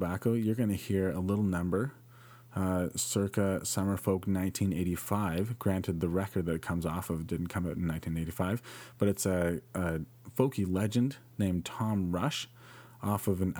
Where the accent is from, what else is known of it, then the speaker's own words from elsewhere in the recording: Penetanguishene, Ontario, Canada; I grew up in Penetanguishene in the French public system